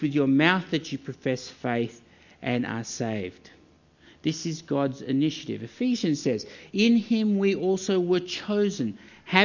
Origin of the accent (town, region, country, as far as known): Australia